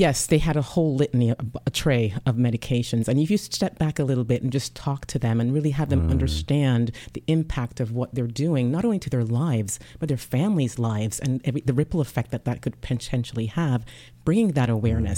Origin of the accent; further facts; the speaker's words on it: Jamaica; now in United States; I'm originally from Jamaica.